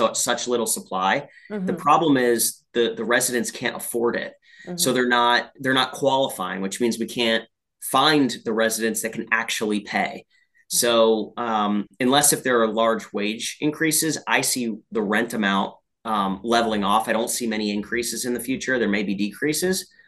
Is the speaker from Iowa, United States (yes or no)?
no; Allentown, Pennsylvania, United States; that's about the town I was born in.